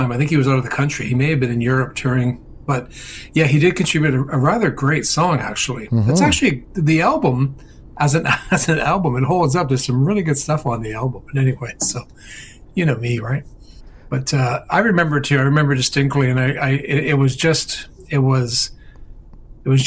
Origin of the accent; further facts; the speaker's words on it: Dublin, Leinster, Ireland; Yeah, I'm from Dublin.